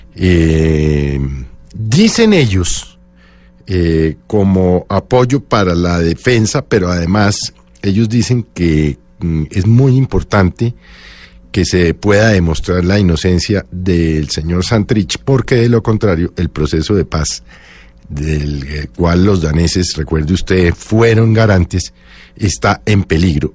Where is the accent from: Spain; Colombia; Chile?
Colombia; como colombiano